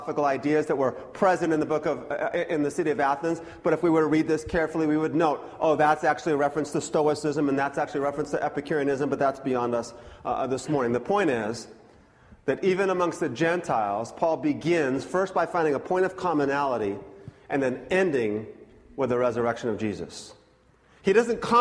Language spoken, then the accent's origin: English; Scotland, United Kingdom; I'm Scottish